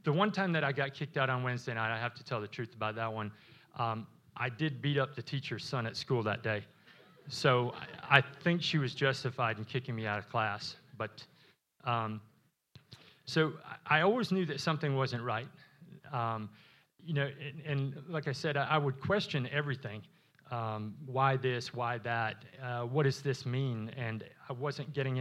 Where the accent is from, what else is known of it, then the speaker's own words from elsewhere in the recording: Wisconsin, United States; moved away; I was born in Wisconsin.